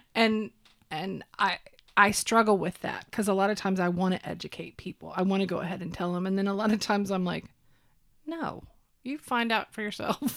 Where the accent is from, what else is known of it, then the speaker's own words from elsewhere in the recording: Oklahoma, United States; I grew up here in Oklahoma.